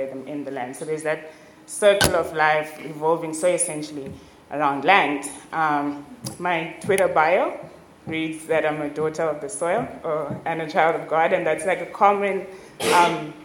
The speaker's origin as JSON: {"language": "English", "country": "Zimbabwe", "said": "I am from Zimbabwe"}